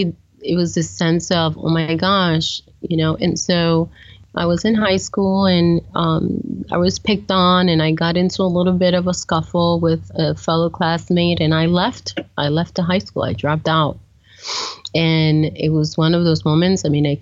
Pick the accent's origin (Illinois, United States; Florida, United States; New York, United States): New York, United States; New York City; I've come to, as a New Yorker, to have an appreciation for the wildlife that exists.